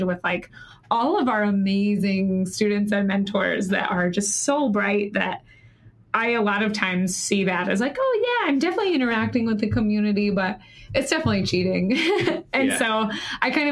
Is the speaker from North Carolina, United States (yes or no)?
yes; North Carolina, United States; now in San Francisco, United States; I'm from North Carolina and people go to work in suits there